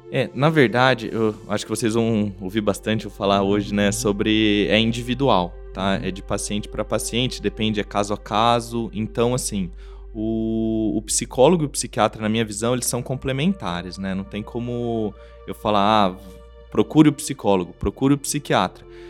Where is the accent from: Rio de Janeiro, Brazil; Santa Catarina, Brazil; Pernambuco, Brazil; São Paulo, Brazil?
São Paulo, Brazil; Bauru; eu sou de Bauru